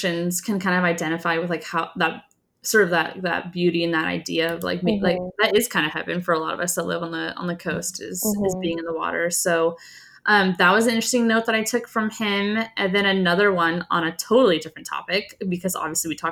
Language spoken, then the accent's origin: English; Tillamook, Oregon, United States; Tillamook, Oregon, which is where I live in Tillamook County